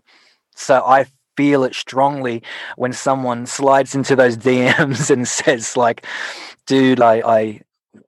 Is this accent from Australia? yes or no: yes; Sydney, New South Wales, Australia; also born or lived in Philippines; my mum actually taught me to love music at a young age in the Philippines and then growing up in Sydney